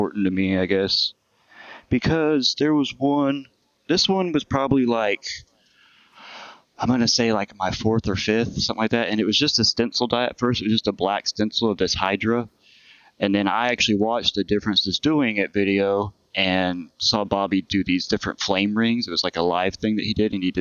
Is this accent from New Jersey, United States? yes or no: no; Fort Worth, Texas, United States; now in Corpus Christi, United States; I grew up in Fort Worth, Texas